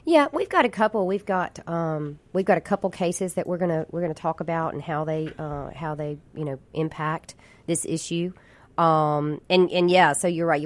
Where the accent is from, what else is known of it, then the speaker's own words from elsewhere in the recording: Jackson, Mississippi, United States; I grew up in Jackson. I'm a lifelong Mississippian, born and raised here